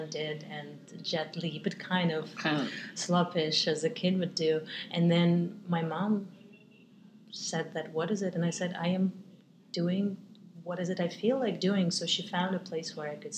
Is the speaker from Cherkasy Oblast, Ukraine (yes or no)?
no; Crimea, Ukraine; also born or lived in China; now in New York, United States; I was born in Crimea 3 years before Soviet Union collapsed, and I wanted to have money, even at the age of 11. So I found the job